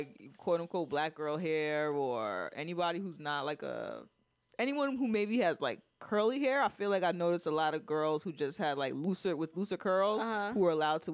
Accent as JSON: {"language": "English", "town": "New York City", "region": "New York", "country": "United States", "said": "I was different and from the Bronx"}